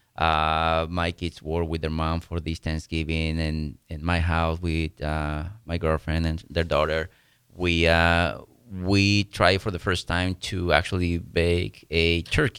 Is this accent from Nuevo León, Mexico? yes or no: yes; Monterrey, Nuevo León, Mexico; moved away as an adult; now in Lincoln, United States; I was born in Monterrey, Mexico. Uh, migrated to Lincoln, Nebraska about 22 or some years ago.